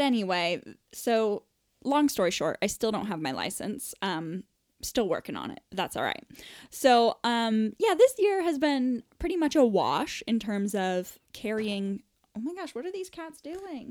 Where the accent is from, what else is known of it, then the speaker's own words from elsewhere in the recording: United States; accent: American; moved away as an adult; now in England, United Kingdom; I'm an American, as evidenced by my American voice.